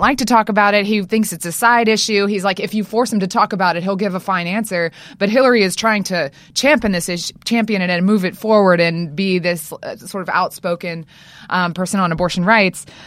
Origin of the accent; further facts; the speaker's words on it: Louisiana, United States; I'm from Louisiana